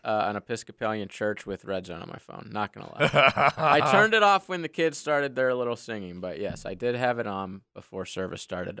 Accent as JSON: {"language": "English", "country": "United States", "said": "I'm an American, and I work here."}